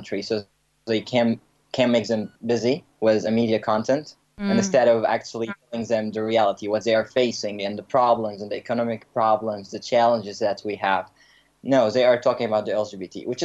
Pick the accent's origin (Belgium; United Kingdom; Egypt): Egypt; now in Toronto, Canada; I grew up back in Egypt.